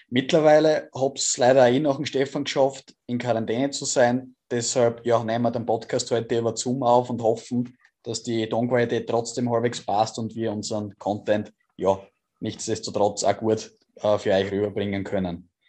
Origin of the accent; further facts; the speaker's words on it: Austria; als Österreicher hat man das eh schon ein bisschen mitverfolgt